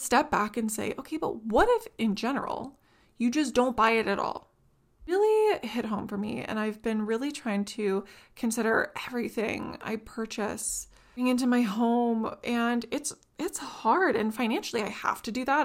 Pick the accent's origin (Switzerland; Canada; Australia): Canada; I'm from Canada